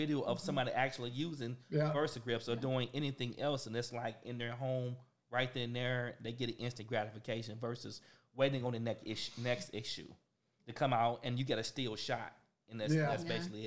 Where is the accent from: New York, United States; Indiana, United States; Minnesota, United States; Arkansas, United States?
Arkansas, United States; now in Texas, United States; I'm from Arkansas